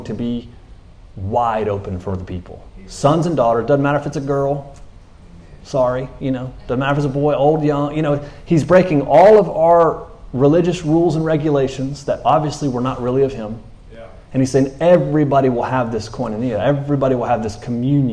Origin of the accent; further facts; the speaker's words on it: United States; I'm American